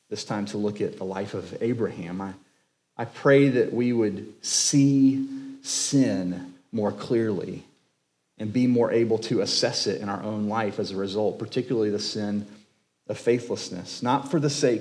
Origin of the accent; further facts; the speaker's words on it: Jacksonville, Florida, United States; now in Crestview, United States; I was born and raised in Jacksonville.